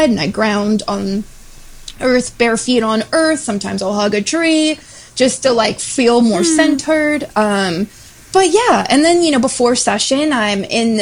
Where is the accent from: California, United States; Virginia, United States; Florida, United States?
Florida, United States; I grew up in Florida